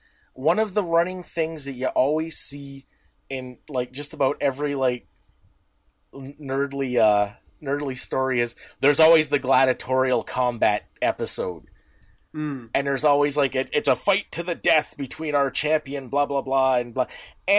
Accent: Canada; We're Canadian.

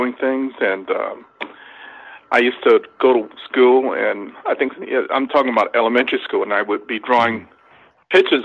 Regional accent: Los Angeles, California, United States; I grew up in South Central Los Angeles

